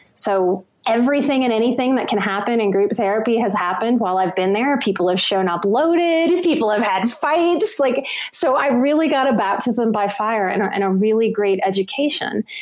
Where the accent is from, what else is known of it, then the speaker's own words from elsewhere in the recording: New Orleans, Louisiana, United States; I'm from New Orleans and I worked in bars to get myself through school